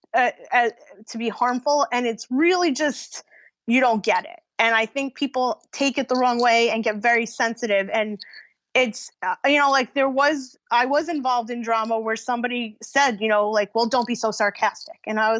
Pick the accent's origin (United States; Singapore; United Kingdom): United States; New York; I'm from New York